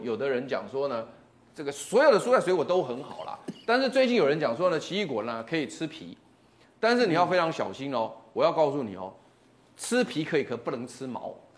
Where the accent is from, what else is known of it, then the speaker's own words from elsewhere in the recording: Taiwan; 我们台湾话有一句话很好玩